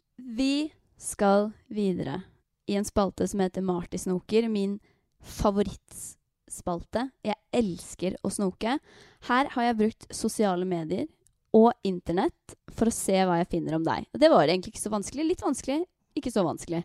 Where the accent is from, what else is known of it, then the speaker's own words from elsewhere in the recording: Torsnes, Østfold, Norway; moved away; jeg har vært hjemme i, der jeg kommer fra, et sted som heter Torsnes